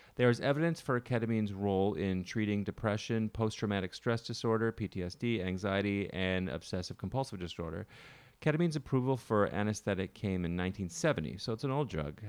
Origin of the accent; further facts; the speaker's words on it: Canada; moved away; Growing up in Canada